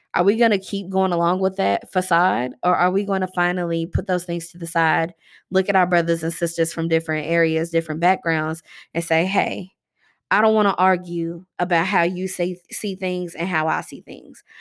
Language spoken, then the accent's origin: English; Louisville, Kentucky, United States; here in my hometown